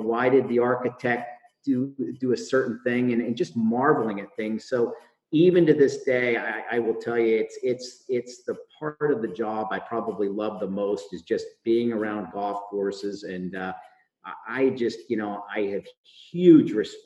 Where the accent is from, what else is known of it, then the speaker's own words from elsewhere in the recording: Chambersburg, Pennsylvania, United States; I grew up in Pennsylvania, in Chambersburg, Pennsylvania, to be specific